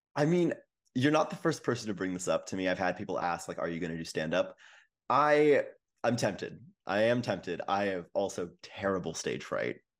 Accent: Vancouver, British Columbia, Canada; I'm from Vancouver

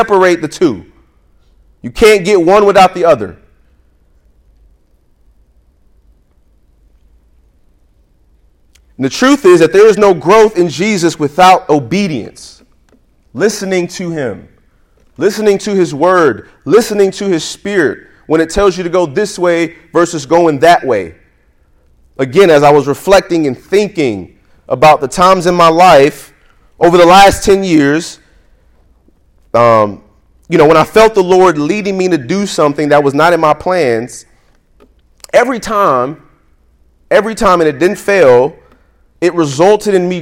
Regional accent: New York, United States; I'm from New York

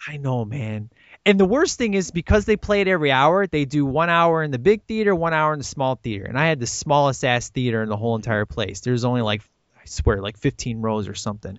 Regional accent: Chicago, Illinois, United States; one of my great friends in Chicago. Uh, I grew up with this guy, went to church forever

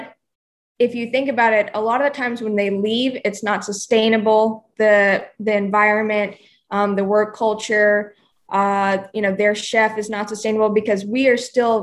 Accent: Oklahoma, United States; moved away as an adult; also born or lived in New York / Charleston; now in Nashville, United States; I'm originally from Oklahoma, and just grew up in the country

